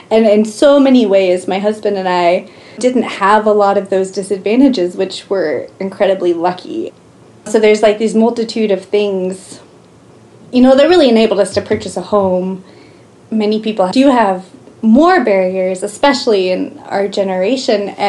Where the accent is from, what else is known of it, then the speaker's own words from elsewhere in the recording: Oklahoma, United States; moved away as an adult; now in Missoula, United States; we came from Oklahoma, which at the time had the second lowest cost of living in the nation. And moving to Missoula was a huge reality check